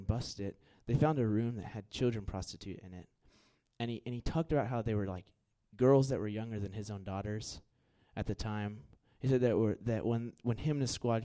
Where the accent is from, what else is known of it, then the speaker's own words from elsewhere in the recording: Houston, Texas, United States; moved away; I'm from Houston